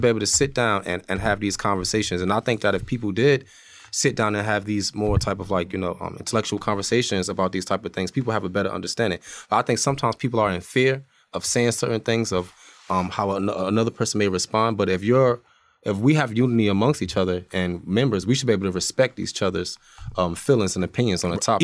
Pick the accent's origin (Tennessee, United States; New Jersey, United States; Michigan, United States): New Jersey, United States; Irvington; moved away; also born or lived in Montclair, New Jersey; I'm from Irvington, crazy over there. I moved to Montclair.